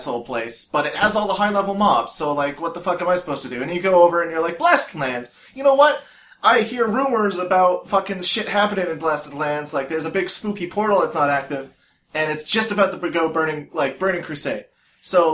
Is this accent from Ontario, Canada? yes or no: no; Yarmouth, Nova Scotia, Canada; I grew up in Yarmouth